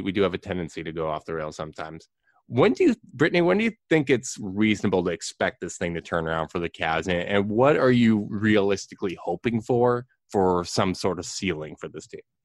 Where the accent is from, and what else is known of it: Winnipeg, Manitoba, Canada